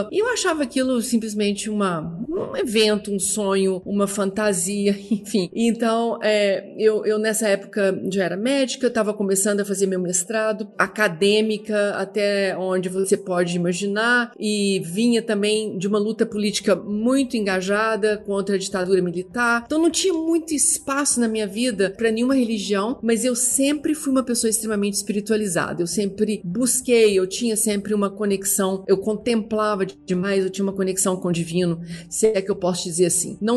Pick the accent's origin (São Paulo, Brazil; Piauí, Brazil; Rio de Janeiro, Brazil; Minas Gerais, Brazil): Minas Gerais, Brazil; Uberlândia; also born or lived in Belo Horizonte; Eu sou brasileira, nasci em Uberlândia, é, sou de uma família ah, assim, tipicamente do interior. Quando eu saí de Uberlândia, terminei eh, meus estudos e vim completar minha, minha vida acadêmica acadêmica em Belo Horizonte